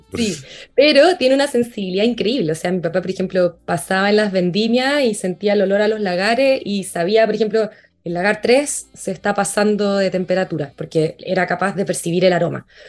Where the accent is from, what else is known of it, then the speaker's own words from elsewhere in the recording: Curacaví, Santiago Metropolitan Region, Chile; moved away as an adult; also born or lived in Viña del Mar / Valparaíso; nací en Curacaví, mi familia se trasladó desde Santiago hacia Curacaví, así que ahí pasé los primeros 18 años de mi vida.